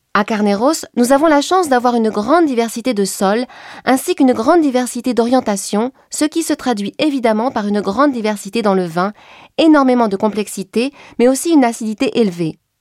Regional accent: Champagne, Grand Est, France; moved away as an adult; also born or lived in Napa Valley, California; now in Napa, United States; je suis française. J'ai grandi en Champagne et je suis arrivée ici en 2006

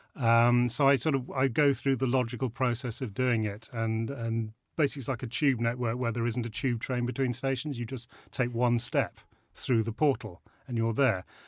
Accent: Rutland, East Midlands, United Kingdom; I'm a Rutland lad. I grew up in Rutland

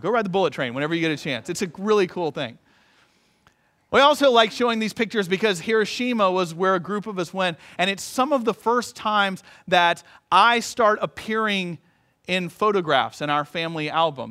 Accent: United States; I'm an American

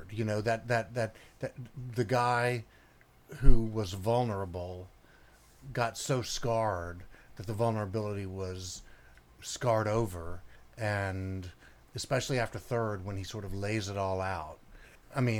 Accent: Memphis, Tennessee, United States; Yeah, I, well, I was born and raised in Memphis in 1961.

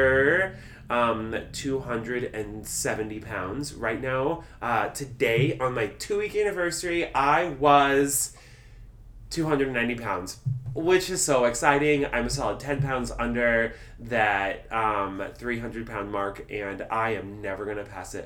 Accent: Nebraska, United States; I was born in Nebraska. I'm a thick, corn-fed Midwestern boy.

